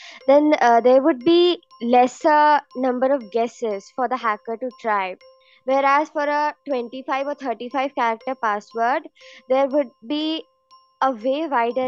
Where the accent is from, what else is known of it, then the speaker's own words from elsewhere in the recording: India; I am from India and I live in Ghaziabad.